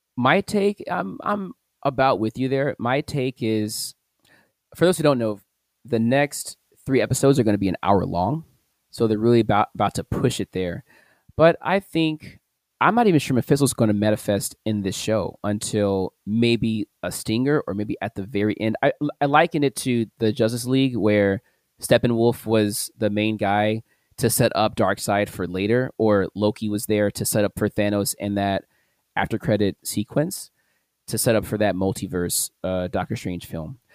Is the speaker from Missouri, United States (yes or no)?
yes; St. Louis, Missouri, United States; my hometown, St. Louis